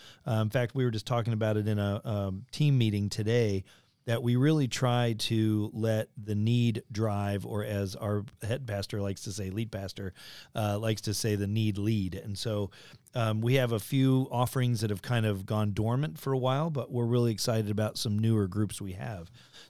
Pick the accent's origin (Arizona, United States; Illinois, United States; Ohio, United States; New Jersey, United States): Illinois, United States; near the University of; I grew up near the University of Illinois